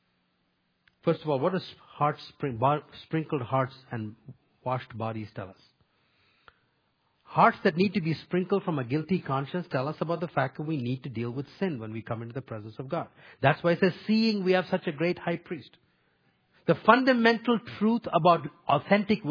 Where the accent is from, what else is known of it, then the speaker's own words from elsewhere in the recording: India; moved away; Where I grew up in India